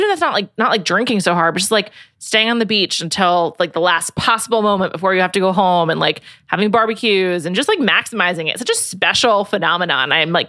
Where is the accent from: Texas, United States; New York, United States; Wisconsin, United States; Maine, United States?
New York, United States; New York City; moved away as an adult; also born or lived in Los Angeles; I love New York, my hometown.